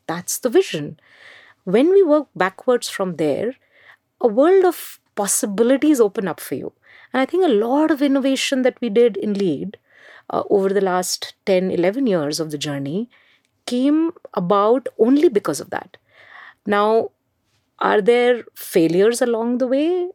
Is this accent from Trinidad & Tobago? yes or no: no; Mumbai, Maharashtra, India; English is a second language; I grew up in Mumbai